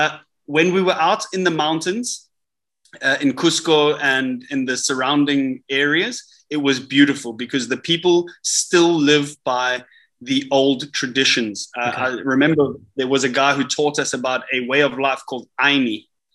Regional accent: Dubai, United Arab Emirates; I'm from Dubai. It's the most expensive city you can live

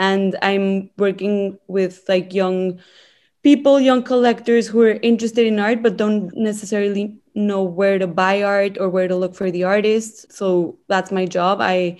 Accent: Mexico City, Mexico; I'm from Mexico City.

